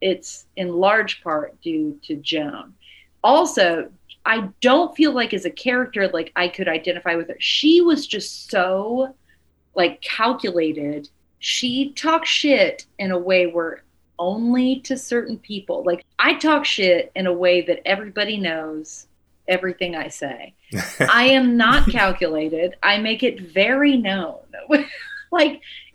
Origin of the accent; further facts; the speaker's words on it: the South, United States; moved away; also born or lived in New York; I'm from the South